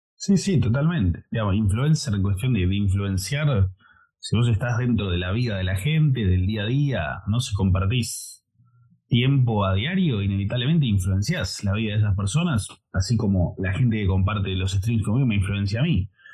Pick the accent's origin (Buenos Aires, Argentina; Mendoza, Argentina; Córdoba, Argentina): Buenos Aires, Argentina; soy de Argentina, de Buenos Aires